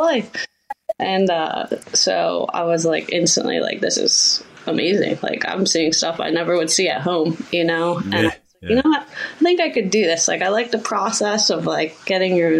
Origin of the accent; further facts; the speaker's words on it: Pennsylvania, United States; now in New Jersey, United States; I was born in Pennsylvania